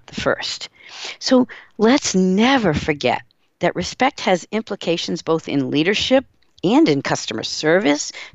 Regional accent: Seekonk, Massachusetts, United States; I grew up in Massachusetts in a little town called Seekonk, Massachusetts.

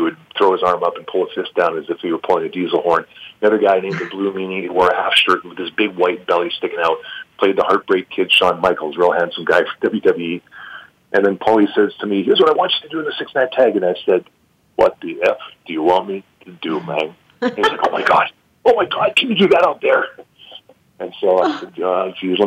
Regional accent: Vancouver, British Columbia, Canada; now in Calgary, Canada; I'm from Vancouver originally

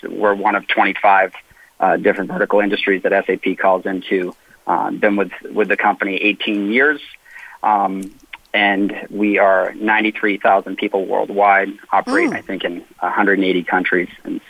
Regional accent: Boston, Massachusetts, United States; now in San Diego, United States; I grew up in Boston

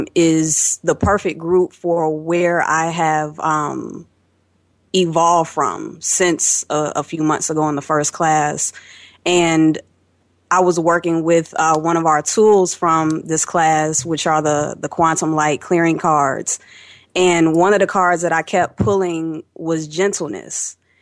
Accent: Chicago, Illinois, United States; I'm from Chicago, and I have really enjoyed the energy of this class.

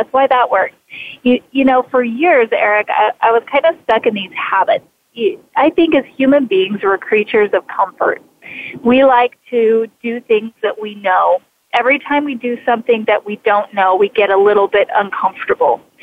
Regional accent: Idaho, United States; moved away as an adult; I was born and raised in Idaho

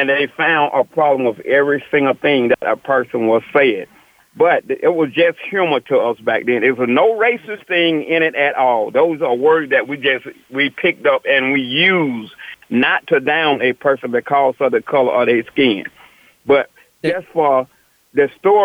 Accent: the South, United States; I was raised in the South.

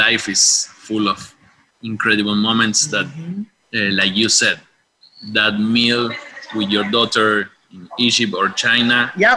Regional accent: Mar del Plata, Buenos Aires Province, Argentina; English is a second language; from Mar del Plata, Argentina, and I'm an adventurer

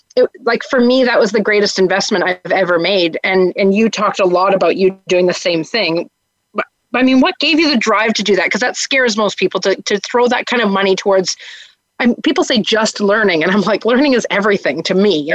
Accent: Canada; as a Canadian

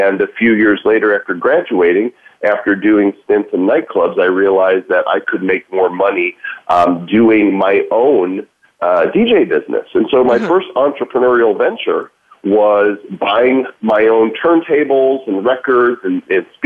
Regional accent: Northbrook, Illinois, United States; I grew up in Northbrook, Illinois, which is the Chicago North Shore suburban area

